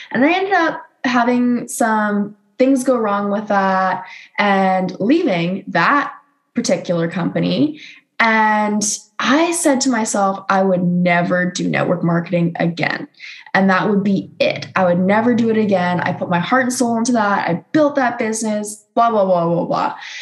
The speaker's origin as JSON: {"language": "English", "country": "Canada", "said": "another Canadian girl"}